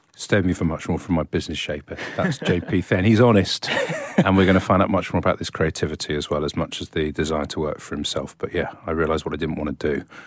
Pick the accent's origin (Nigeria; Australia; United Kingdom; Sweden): United Kingdom; England; I was brought up in this country, lived abroad for a few years